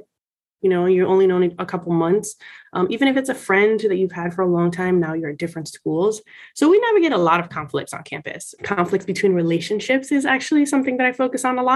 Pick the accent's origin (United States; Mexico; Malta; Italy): United States; Miami, Florida; I'm Puerto Rican, I'm from Miami